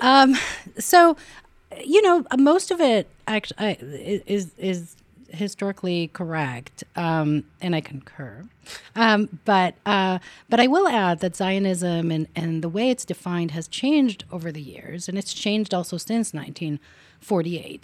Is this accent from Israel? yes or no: yes; Israel; English is a second language; moved away as an adult; now in United States; I grew up in Israel. So, um, I, I do speak English pretty well